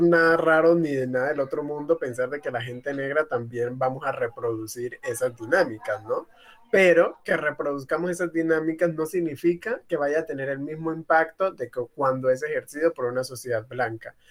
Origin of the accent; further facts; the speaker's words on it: Tumaco, Nariño, Colombia; now in Cali, Colombia; Yo, por ejemplo, vengo de Tumaco, yo soy migrante y estoy viviendo ahorita acá en la ciudad de Cali.